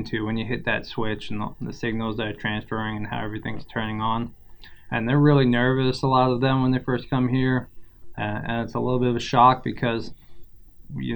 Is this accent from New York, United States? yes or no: yes; New York and Long Island, United States; moved away; also born or lived in St. Thomas, U.S. Virgin Islands; I was born in St. Thomas, Virgin Islands. I grew up in New York and Long Island.